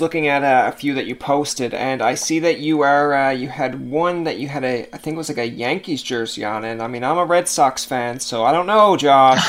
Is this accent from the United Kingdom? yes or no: no; Canada; we're Canadian